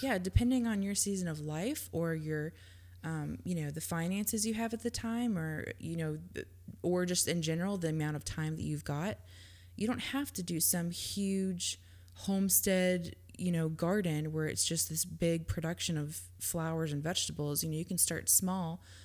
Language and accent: English; Georgia, United States; I grew up in Georgia